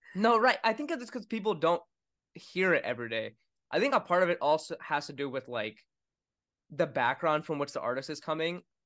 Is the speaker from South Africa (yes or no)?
no; Winston-Salem, North Carolina, United States; also born or lived in New York; I was born in New York, and then we moved to Winston-Salem, North Carolina